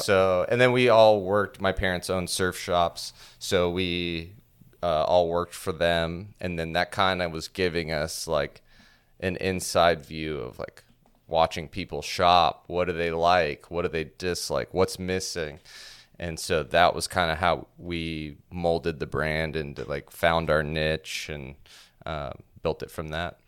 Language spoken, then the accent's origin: English; Orlando, Florida, United States; I grew up here in Orlando